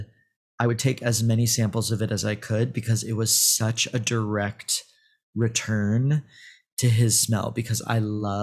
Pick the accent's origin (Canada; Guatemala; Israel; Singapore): Israel; Tel Aviv, Tel Aviv District; Like, I was born in Tel Aviv, and I spent a lot of my youth there and a lot of my summers there.